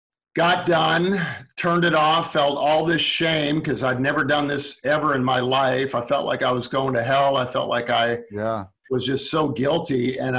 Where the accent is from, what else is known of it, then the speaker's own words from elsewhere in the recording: Calgary, Alberta, Canada; Calgary, Alberta.